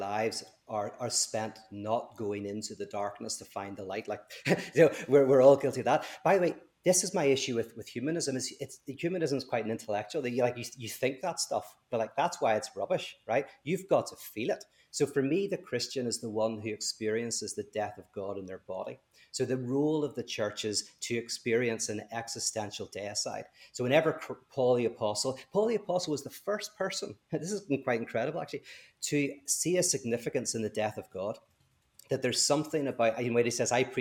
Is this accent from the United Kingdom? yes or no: no; Ireland; I'm Irish